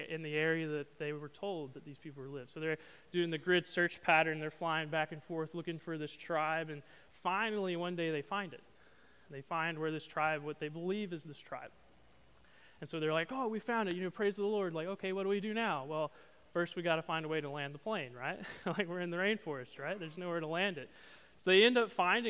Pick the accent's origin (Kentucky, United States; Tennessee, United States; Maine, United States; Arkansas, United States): Arkansas, United States; moved away as an adult; now in Beaumont, United States; I'm from Arkansas